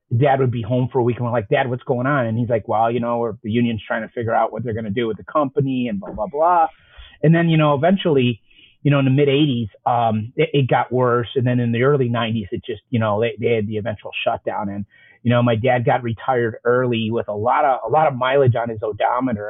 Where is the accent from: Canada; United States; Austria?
United States; Chicago, Illinois; I grew up on the South Side